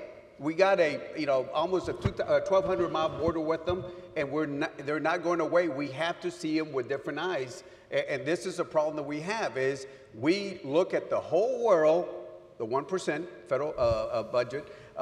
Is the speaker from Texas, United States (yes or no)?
yes; Laredo, Texas, United States; My hometown of Laredo